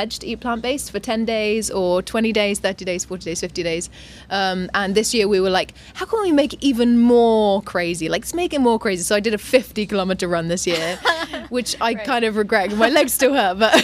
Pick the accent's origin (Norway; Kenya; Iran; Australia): Australia; also born or lived in England / Dubai; now in Thailand; I was born in England, brought up in Australia